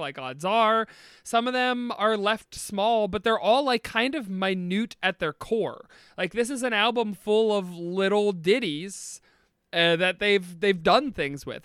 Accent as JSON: {"language": "English", "region": "Northeast Ohio", "country": "United States", "said": "we are from Northeast Ohio"}